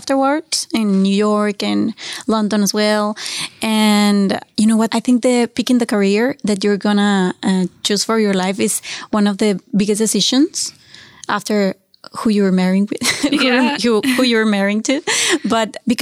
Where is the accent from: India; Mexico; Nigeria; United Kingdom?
Mexico; English is a second language; moved away as an adult; also born or lived in Monterrey, Mexico / Mexico City, Mexico / Halifax, Canada / Vancouver, Canada; now in Toronto, Canada; I am from Mexico and I have been here in Toronto for almost 2 years now. And I was raised in a pretty small town, actually.